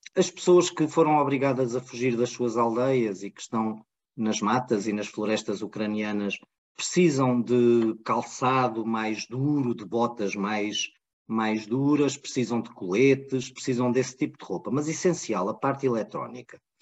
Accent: Portugal; nós, portugueses

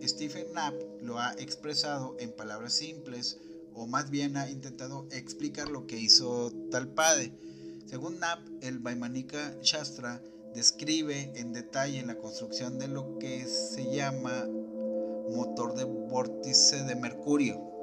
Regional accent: Monterrey, Nuevo León, Mexico; en la ciudad de Monterrey, de donde yo soy originario y donde radico también

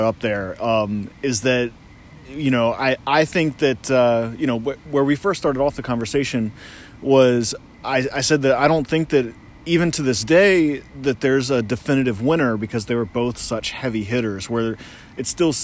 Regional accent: Maryland, United States; I'm from Maryland

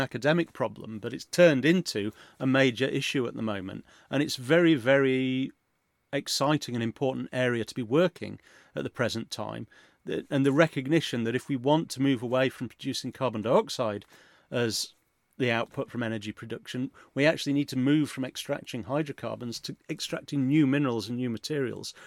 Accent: Yorkshire and the Humber, United Kingdom; I grew up in Yorkshire

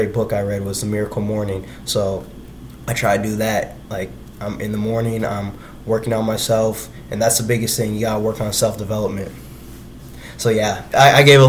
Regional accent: Iowa City, Iowa, United States; I'm from Iowa originally. So I'm from Iowa City, Iowa

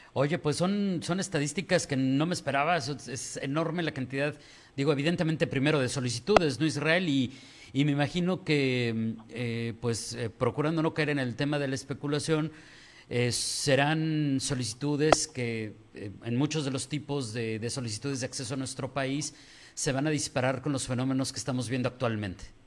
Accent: Mexico; nosotros como mexicanos estamos muy acostumbrados

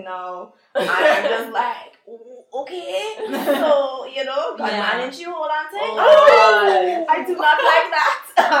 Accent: Trinidad & Tobago; moved away as an adult; I spent the majority of my life in Trinidad, so I should be able to, like, be more forthcoming with these sayings and phrases. But I feel like having lived abroad for so long, too

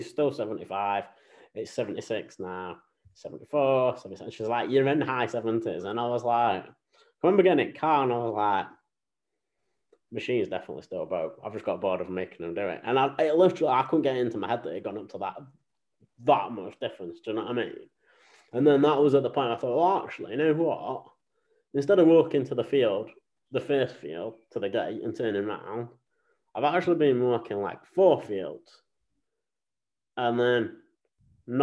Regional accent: Sheffield, Yorkshire and the Humber, United Kingdom; I'm from Sheffield originally, Rotherham Sheffield, right, in Yorkshire

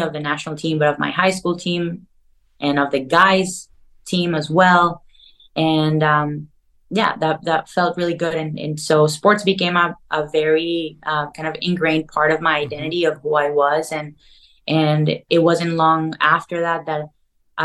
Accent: Caracas, Capital District, Venezuela; moved away as an adult; now in Los Angeles, United States; I grew up in Caracas, Venezuela, South America.

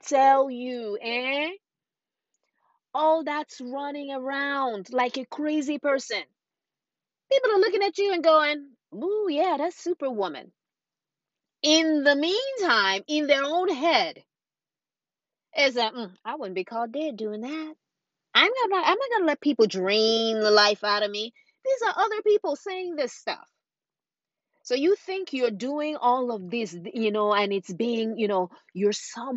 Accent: Nigeria; growing up in Nigeria as a young girl

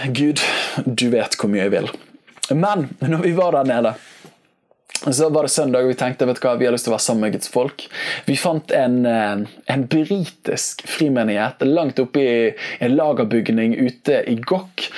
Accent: Bergen, Vestland, Norway; jeg vokste opp med her i Bergen

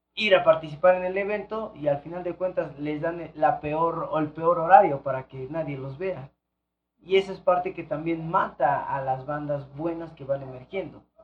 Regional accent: Ixtapaluca, State of Mexico, Mexico; soy de Iztapaluca

